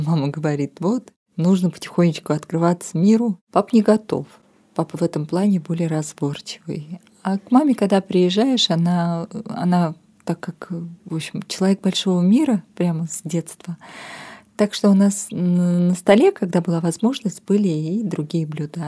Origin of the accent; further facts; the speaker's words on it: Armenia; moved away as an adult; now in Moscow, Russia; я переехала в Москву из Армении